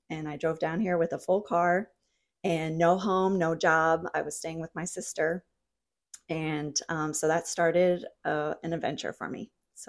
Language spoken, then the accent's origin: English; New England, United States; also born or lived in New Jersey; I'm from New England originally, mm-hmm. and then I was living in New Jersey for quite a while, almost 11 years